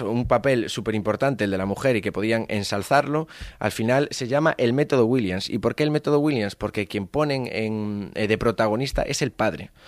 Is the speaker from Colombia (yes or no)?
no; Galicia, Spain; yo soy gallego